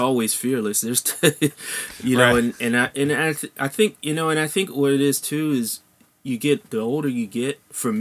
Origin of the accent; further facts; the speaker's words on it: Silver Spring, Maryland, United States; I grew up in Silver Spring, Maryland, which is right next to Washington, D.C.